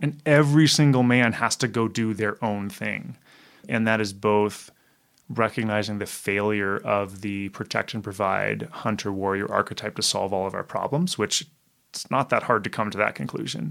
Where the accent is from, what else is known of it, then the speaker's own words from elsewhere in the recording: Canada; I'm Canadian